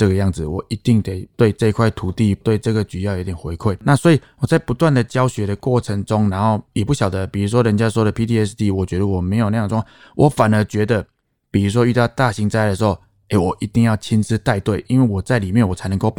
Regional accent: Taoyuan, Taiwan; 我是在地桃园人，土生土长，

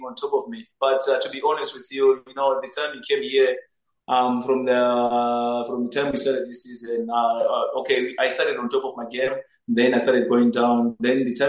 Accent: Zimbabwe; moved away as an adult; now in South Africa; I'm originally from Zimbabwe

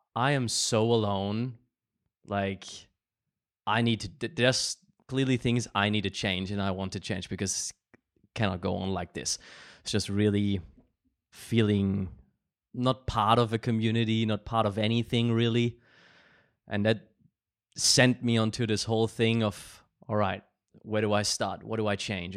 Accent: Germany; growing up in Germany

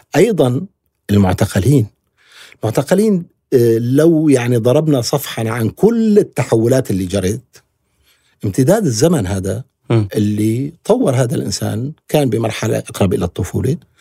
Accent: Syria; نحن كسوريين بكل أطيافنا

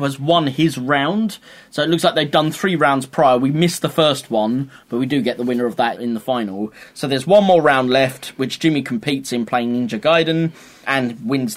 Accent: United Kingdom; We're British

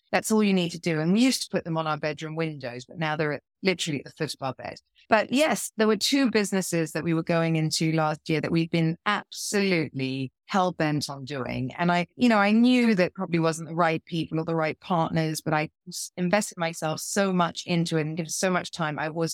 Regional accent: South West England, United Kingdom; I grew up in Dorset. Yeah. In the middle of nowhere.

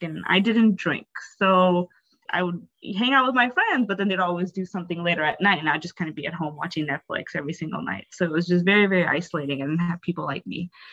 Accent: North Dakota, United States; also born or lived in Bangladesh / Canada; I grew up, a uh, majority of my life, I grew up in Canada and in North Dakota in America. Mm-hmm. And obviously, there's not much diversity in North Dakota. I spent, I think, 16 years of my life in North Dakota.

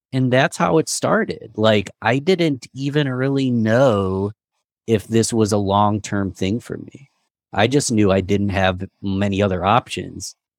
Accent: Rochester, New York, United States; I'm from Rochester, New York

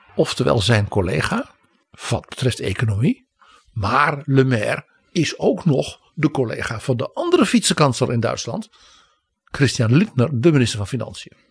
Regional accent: Netherlands

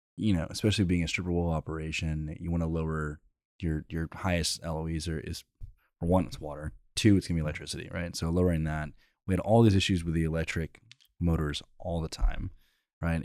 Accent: College Station, Texas, United States; I grew up in College Station

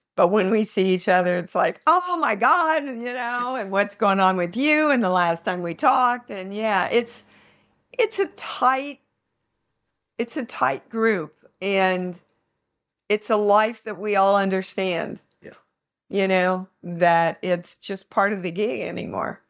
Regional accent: Kansas, United States; I'm from Kansas.

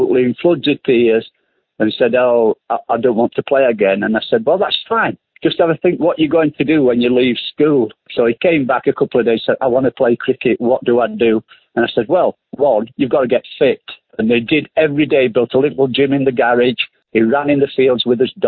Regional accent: Barnsley, Yorkshire and the Humber, United Kingdom; I'm from Barnes. We'd probably go and have to work down the coal mines

